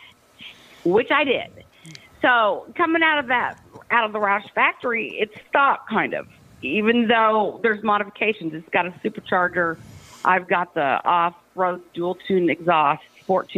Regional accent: Washington, Iowa, United States; now in Bella Vista, Arkansas, United States; I'm originally from Washington, Iowa, and we would go over to the Columbus Junction dirt track

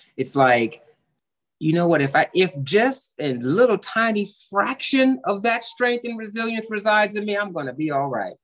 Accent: the Bay Area, California, United States; I grew up in California in a very diverse area, you know, mm-hmm. the Bay mm-hmm. Area

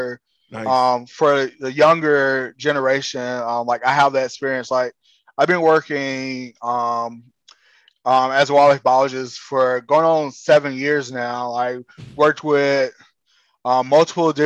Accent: South Florida, United States; I grew up in the South Florida

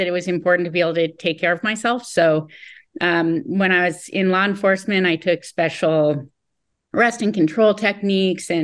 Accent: Colorado, United States; I was kind of an introvert growing up in Colorado

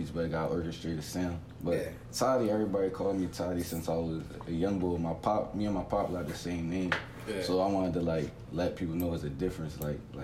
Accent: Philadelphia, Pennsylvania, United States; West Philly born and raised

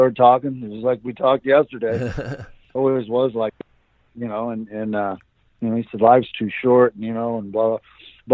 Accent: Tampa, Florida, United States; moved away; also born or lived in California; the little house where I grew up in down in Tampa.

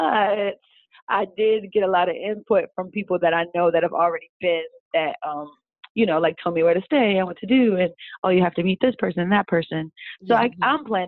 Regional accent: United States; I don't know, we're Americans, we have been here our whole lives, we're detached from Africa, like, naturally.

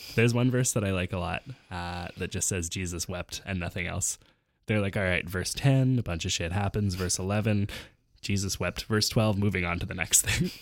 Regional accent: Canada; As a Canadian

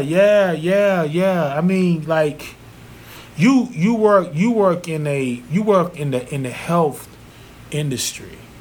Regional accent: Zebulon, North Carolina, United States; moved away; when I worked for Pizza Hut back in my hometown, mm-hmm. Zebulon, North Carolina

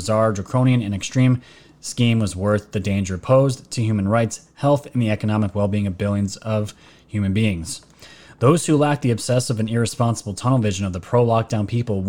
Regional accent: New York, United States; Everyone knows I'm from New York.

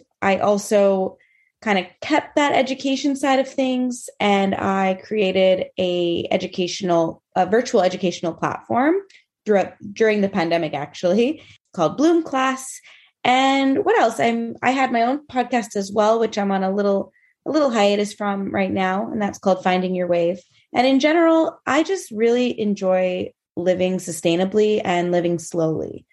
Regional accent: Montreal, Quebec, Canada; I am from Montreal, currently living in Montreal

